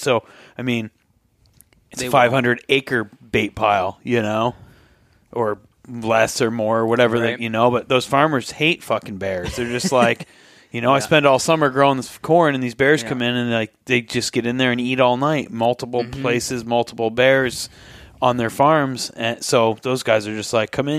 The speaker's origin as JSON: {"language": "English", "region": "Vermont", "country": "United States", "tie": "born or raised there", "said": "It's all fall. That's where I grew up in Vermont."}